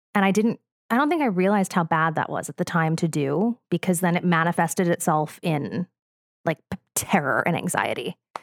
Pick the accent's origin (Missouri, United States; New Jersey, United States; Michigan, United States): New Jersey, United States; I'm from the Rolling Hills of New Jersey